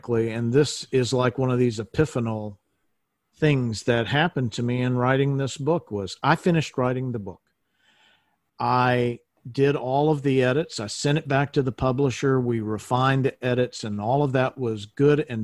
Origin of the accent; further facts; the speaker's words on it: Shreveport, Louisiana, United States; I was born in Shreveport, Louisiana